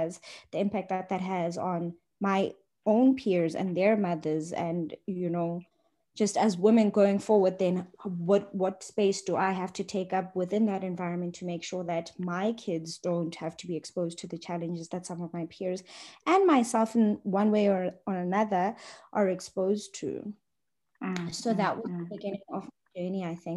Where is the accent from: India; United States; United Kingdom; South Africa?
South Africa; Johannesburg, Gauteng; I grew up in Johannesburg, so I've got a bit of an identity crisis there, but I'm from Johannesburg